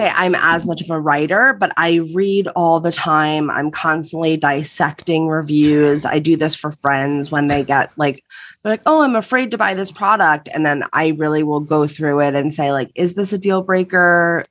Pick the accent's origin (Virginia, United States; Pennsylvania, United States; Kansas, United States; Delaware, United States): Pennsylvania, United States; right outside Philadelphia; moved away as an adult; now in Los Angeles, United States; grew up on the East Coast, right outside Philadelphia